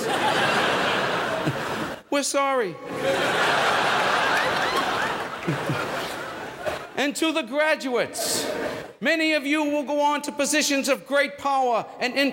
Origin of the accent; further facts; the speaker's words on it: Cambridge, Massachusetts, United States; I was born and raised right here in Cambridge, Massachusetts